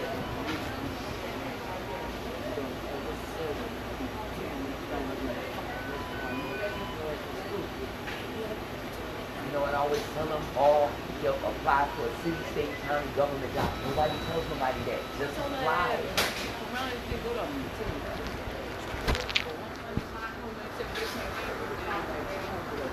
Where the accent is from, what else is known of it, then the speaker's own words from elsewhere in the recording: Philadelphia, Pennsylvania, United States; moved away as an adult; I'm from Philly. I moved here because I was pregnant